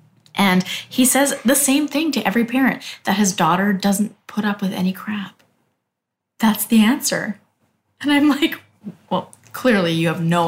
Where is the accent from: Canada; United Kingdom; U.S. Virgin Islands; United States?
Canada; Here's where I'm from. You know, like, I'm Canadian, so here's what...